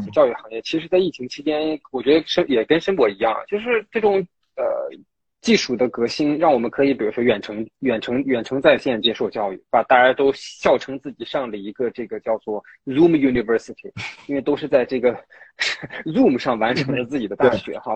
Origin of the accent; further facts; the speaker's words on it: Taiyuan, Shanxi, China; moved away; 我家是太原的